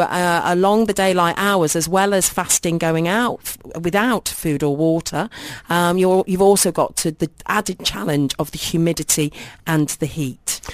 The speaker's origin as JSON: {"language": "English", "country": "United Kingdom", "moved": "yes", "lives_now": "United Arab Emirates", "said": "if I was back in my home country in the U K"}